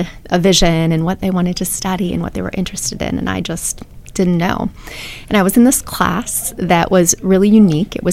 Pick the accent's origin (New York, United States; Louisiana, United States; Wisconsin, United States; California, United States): Wisconsin, United States; moved away as an adult; also born or lived in Austin, Texas; now in Athens, Ohio, United States; I am originally from Wisconsin, so big Packer fan, big cheesehead, and lived in Wisconsin all the way through my undergraduate degrees